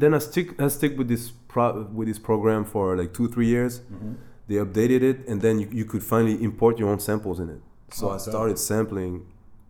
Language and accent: English; France; also born or lived in Germany / Ivory Coast / New York City, United States / Bangkok, Thailand; Grew up in France in Ivory Coast. I was born in Germany though, because my dad was working there.